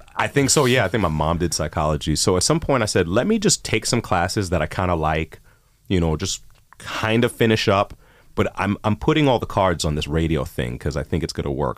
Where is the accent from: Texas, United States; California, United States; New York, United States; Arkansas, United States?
New York, United States; New York City; moved away as an adult; also born or lived in College Park, Maryland / Miami / Chicago; now in Toronto, Canada; I grew up in Queens, New York